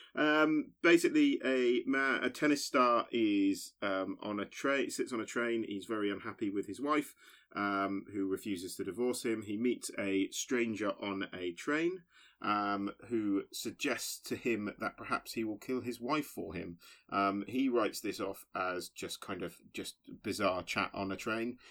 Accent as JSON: {"language": "English", "town": "Basingstoke", "region": "South East England", "country": "United Kingdom", "tie": "born or raised there", "moved": "yes", "said": "very excited to be back in my hometown"}